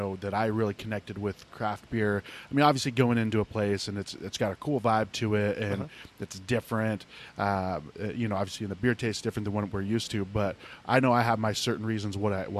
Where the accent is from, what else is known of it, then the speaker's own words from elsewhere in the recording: Youngstown, Ohio, United States; moved away as an adult; now in Phoenix, United States; I grew up outside of Youngstown, Ohio, you know, old steel city.